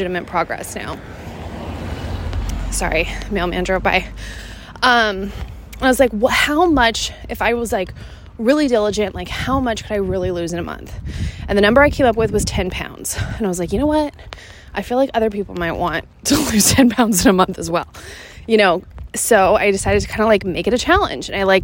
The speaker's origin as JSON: {"language": "English", "town": "Seattle", "region": "Washington", "country": "United States", "tie": "born or raised there", "moved": "as an adult", "said": "my hometown of Seattle, Washington"}